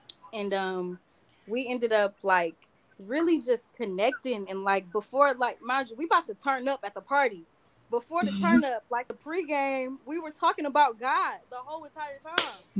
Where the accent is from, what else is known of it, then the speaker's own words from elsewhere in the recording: Detroit, Michigan, United States; I'm from Detroit